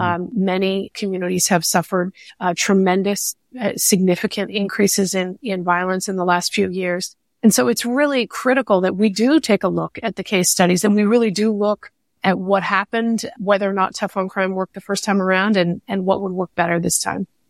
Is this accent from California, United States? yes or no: yes; California, United States; as a Californian, a lot of this actually started in, in my home state